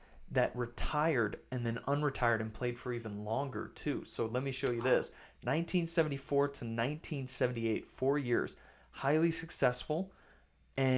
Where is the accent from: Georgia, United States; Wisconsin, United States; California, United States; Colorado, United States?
Wisconsin, United States; growing up in Wisconsin